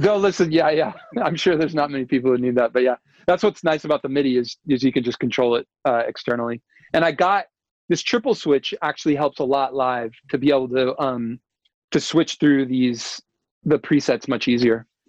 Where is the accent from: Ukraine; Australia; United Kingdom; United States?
United States; I'm American